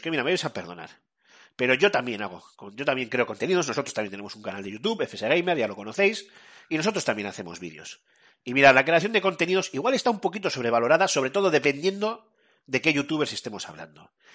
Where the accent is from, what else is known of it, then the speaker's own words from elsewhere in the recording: Spain; Como somos un país, somos españoles